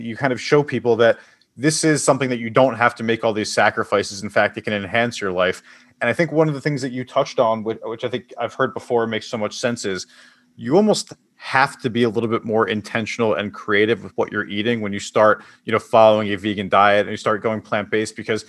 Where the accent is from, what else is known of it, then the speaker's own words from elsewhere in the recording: Philadelphia, Pennsylvania, United States; I'm from Philadelphia, so we're a big soft pretzel